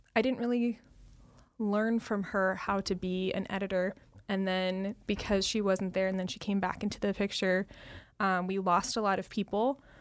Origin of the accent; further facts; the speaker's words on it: Utah, United States; moved away; my family lives in Utah